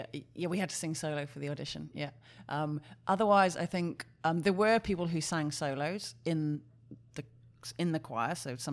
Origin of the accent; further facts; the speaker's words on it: Wales, United Kingdom; In the UK, in Mid Wales.